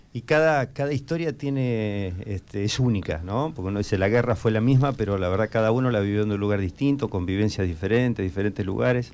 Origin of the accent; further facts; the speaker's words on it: Argentina; nuestra obligación como argentinos